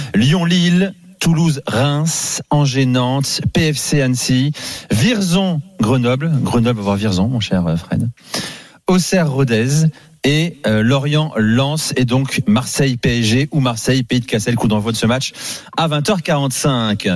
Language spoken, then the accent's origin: French; England, United Kingdom; chez moi en Angleterre